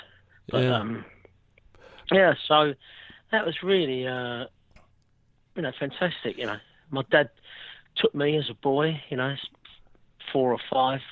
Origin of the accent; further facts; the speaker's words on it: London, United Kingdom; I'm from Westminster. We're an old Westminster family